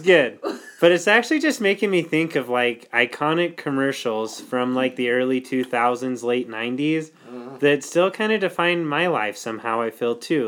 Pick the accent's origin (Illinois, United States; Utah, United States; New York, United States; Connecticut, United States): Utah, United States; Lindon; we do like to give our hometowns nicknames. So mine is the City of Dreams, Linden, Utah